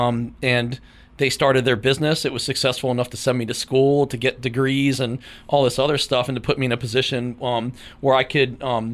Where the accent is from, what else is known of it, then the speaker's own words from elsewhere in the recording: Huntington, West Virginia, United States; So I grew up here in Huntington. I'm a Huntington native